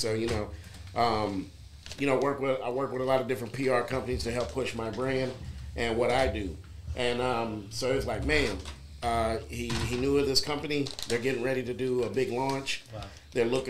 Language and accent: English; Austin, Texas, United States; also born or lived in Houston; I was born in Houston. Okay. But I moved to Austin when I was real young, and I pretty much grew up in Austin. Moved around a lot.